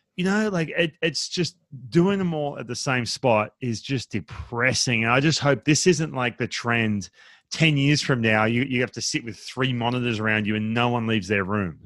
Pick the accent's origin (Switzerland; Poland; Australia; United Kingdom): Australia; now in United States; I grew up in Australia